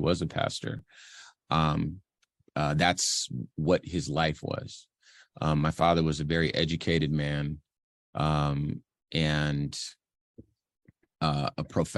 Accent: Arizona, United States; also born or lived in Compton; I mostly grew up in Arizona

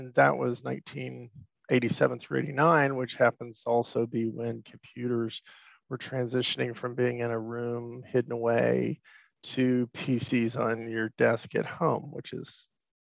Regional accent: West Virginia, United States; moved away as an adult; also born or lived in North Carolina; now in Pacific Northwest, United States; I grew up in West Virginia

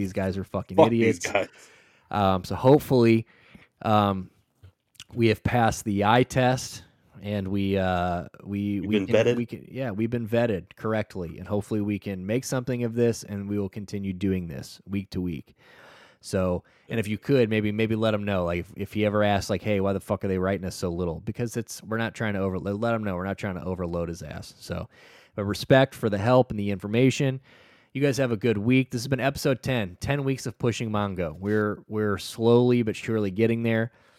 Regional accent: Alaska, United States; now in Florida, United States; I'm from Alaska and I live in Florida.

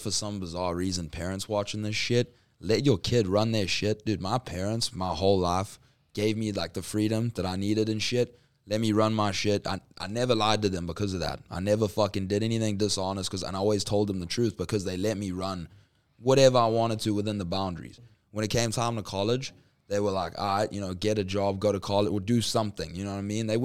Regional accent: Zimbabwe; born there; also born or lived in South Africa / Middle East / United States; So like I was born in Zimbabwe, went to Johannesburg in South Africa, Johannesburg, Durban, Durban, Middle East, back to Durban, LA, Arizona.

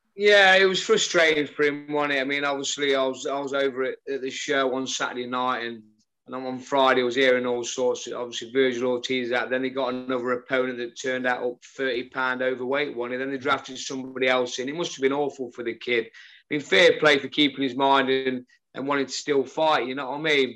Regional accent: Newark, East Midlands, United Kingdom; born or raised there

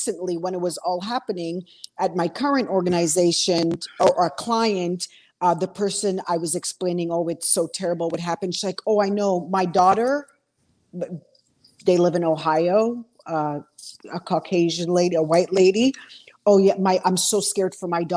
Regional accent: Montreal, Quebec, Canada; I grew up in Montreal, Quebec. Like my parents are from Trinidad

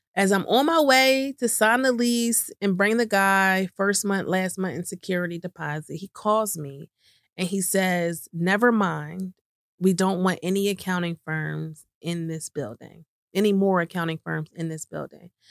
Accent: right outside of Philadelphia, Pennsylvania, United States; moved away as an adult; also born or lived in New York City, United States; moved from New York City to back to my hometown right outside of Philadelphia

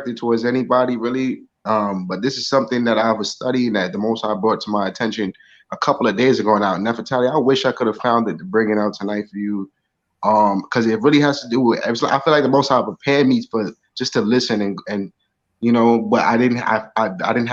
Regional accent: New York City, New York, United States; I'm from the South Bronx

